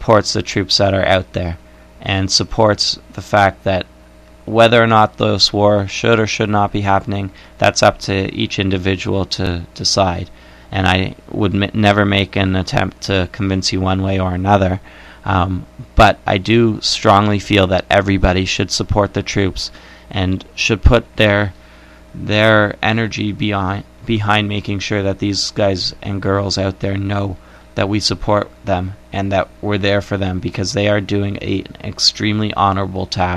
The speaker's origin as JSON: {"language": "English", "country": "Canada", "said": "I am Canadian"}